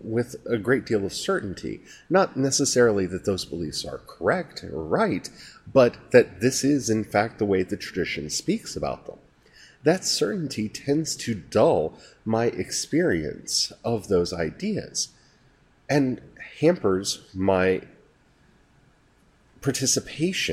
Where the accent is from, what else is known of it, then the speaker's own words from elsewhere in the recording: United States; as an American